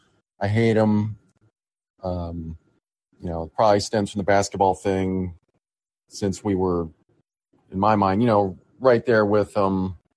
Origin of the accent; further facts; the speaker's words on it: Manhattan, Kansas, United States; I might be a little older than he is, but I was born in Manhattan and grew up in Manhattan.